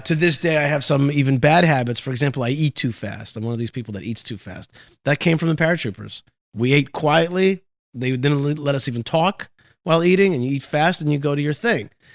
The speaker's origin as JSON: {"language": "English", "town": "Haifa", "region": "Haifa District", "country": "Israel", "tie": "born or raised there", "said": "I was born actually in Haifa, Israel."}